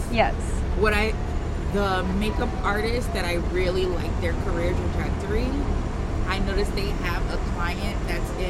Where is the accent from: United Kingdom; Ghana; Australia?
Ghana; now in New York, United States; So I'm, I'm originally from Ghana.